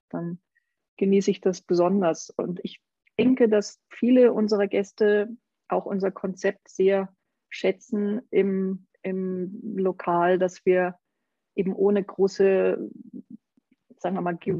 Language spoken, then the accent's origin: German; Saarland, Germany; Ich bin zum Beispiel gebürtige Saarländerin